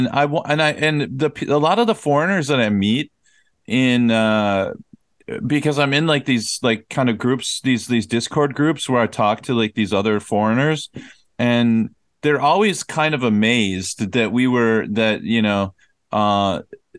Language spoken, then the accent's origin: English; Minnesota, United States; moved away as an adult; now in South Korea; I'm from Minnesota